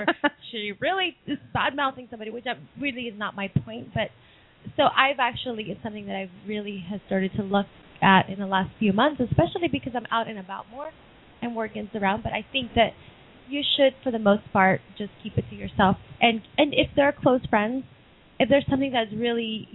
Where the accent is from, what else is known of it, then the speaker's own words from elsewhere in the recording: New York, United States; as a New Yorker and as a Latina